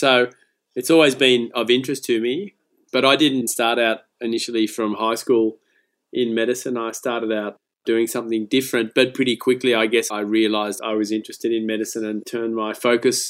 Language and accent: English; Lismore, New South Wales, Australia; I grew up in Lismore, so it's obviously not in the big city